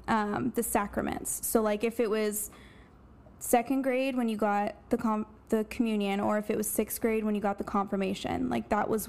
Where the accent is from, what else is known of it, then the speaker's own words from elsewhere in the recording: Bucks County, Pennsylvania, United States; I'm from Pennsylvania